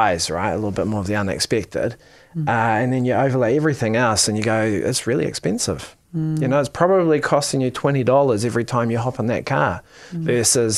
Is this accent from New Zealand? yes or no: yes; Wellington, New Zealand; moved away as an adult; now in Auckland, New Zealand; I come from Wellington